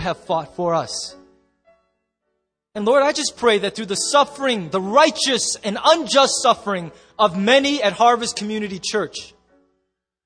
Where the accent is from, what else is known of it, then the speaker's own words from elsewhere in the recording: United States; I'm so proud and thankful to be an American, and I love so much of what growing up in this nation has instilled in my instinct